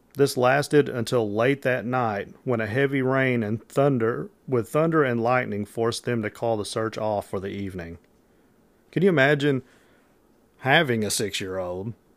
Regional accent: Metropolis, Illinois, United States; I'm from Metropolis, Illinois is where I'm from

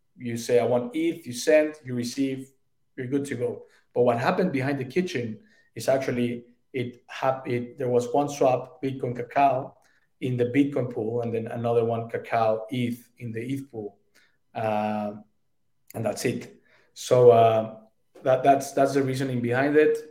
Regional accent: Mexico; I'm from Mexico. I'm very proud of our culture

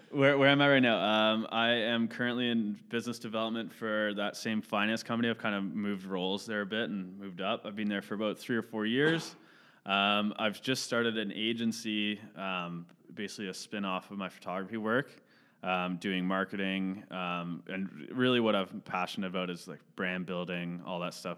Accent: Caledon, Ontario, Canada; also born or lived in Mississauga; I grew up in Cheltenham. All my, all my budding memories and whatnot were from there, so I'd, would, I'd say I'm definitely from Caledon and not Mississauga

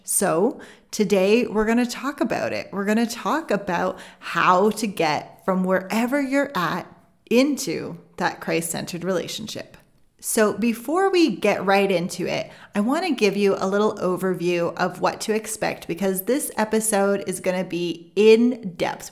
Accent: Canada; I'm Canadian

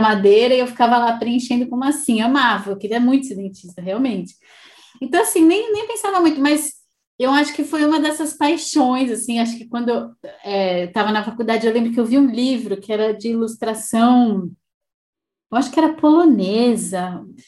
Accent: Brazil; moved away as an adult; quando eu saí do Brasil

